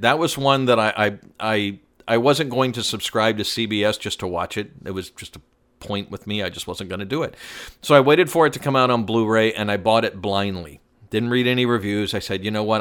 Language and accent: English; Atlanta, Georgia, United States; I grew up in Atlanta.